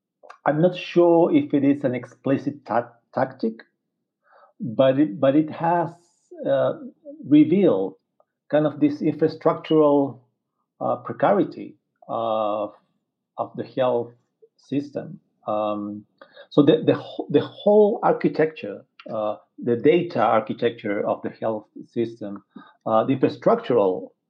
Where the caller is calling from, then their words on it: Santiago, Santiago Metropolitan Region, Chile; I'm calling from Santiago, Chile's capital.